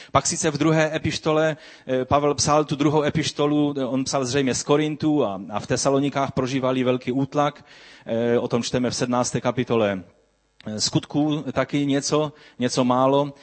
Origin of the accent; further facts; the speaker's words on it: Czechia; abychom žili jako slušní občané naši, naší země